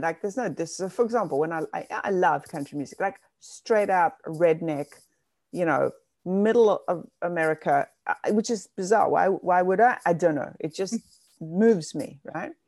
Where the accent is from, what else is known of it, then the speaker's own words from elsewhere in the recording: South Africa; now in New York City, United States; I grew up in South Africa, and that was apartheid South Africa